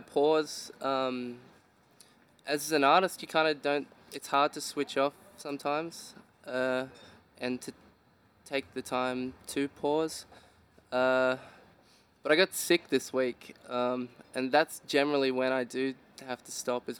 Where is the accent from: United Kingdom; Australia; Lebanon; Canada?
Australia; Dandenong Ranges, Victoria; I grew up in the Dandenong Ranges in Victoria.